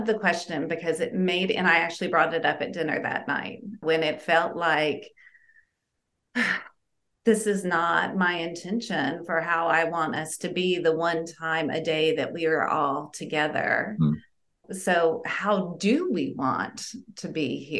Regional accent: Southern United States, United States; early childhood when I grew up in Southern United States

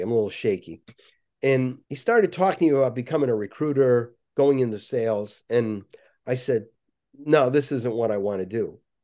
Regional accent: Waterbury, Connecticut, United States; also born or lived in Cranston, Rhode Island / Boston; I grew up in Waterbury, Connecticut

